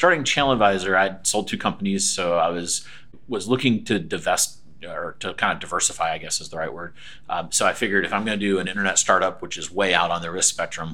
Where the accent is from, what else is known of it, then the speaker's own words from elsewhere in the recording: Aiken, South Carolina, United States; moved away as an adult; also born or lived in Connecticut; now in Raleigh, United States; I am from South Carolina, a little town called Aiken